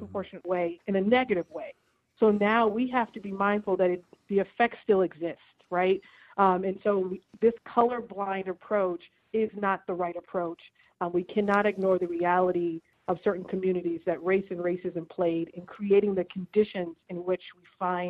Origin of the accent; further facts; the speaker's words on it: Boston, Massachusetts, United States; He was a BPS kid, just like me.